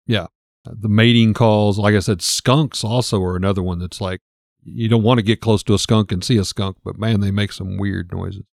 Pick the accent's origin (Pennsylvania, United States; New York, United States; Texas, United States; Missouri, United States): Missouri, United States; the Ozarks; we grew up in Missouri